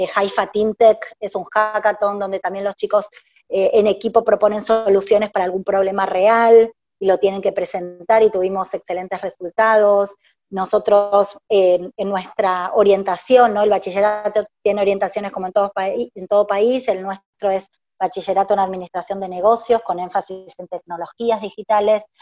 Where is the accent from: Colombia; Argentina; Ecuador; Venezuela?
Argentina; now in Paraguay; todos estos años acá en Paraguay, porque yo originalmente soy de Argentina